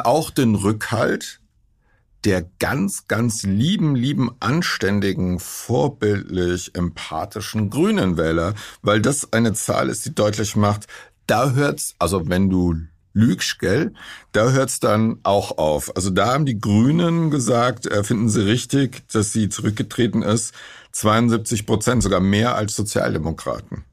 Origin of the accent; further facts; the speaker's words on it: West Germany, Germany; als äh, Westdeutscher, so wie ich